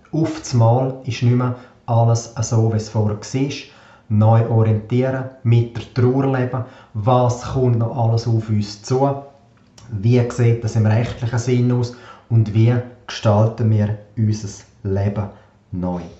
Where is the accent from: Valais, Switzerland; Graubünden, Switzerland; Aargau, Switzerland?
Graubünden, Switzerland; Davos; Ich bin aufgewachsen in Davos, Einzelkind, habe eine sehr behütete und eine sehr schöne Kindheit verbracht